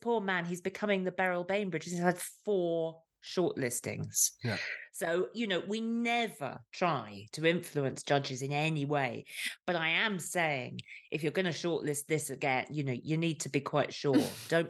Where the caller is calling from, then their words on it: Leinster, Ireland; I'm joining you from the hills of Southeast Ireland of County Kilkenny.